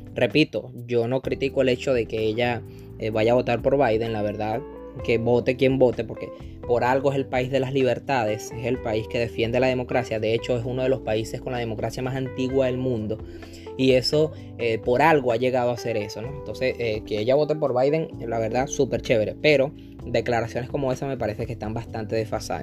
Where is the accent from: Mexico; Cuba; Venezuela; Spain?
Venezuela; moved away; del país de donde yo vengo, que soy venezolano